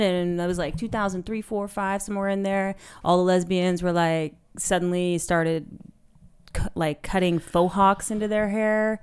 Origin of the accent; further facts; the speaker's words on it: San Francisco Bay Area, California, United States; moved away as an adult; now in Berlin, Germany; I grew up in the San Francisco Bay Area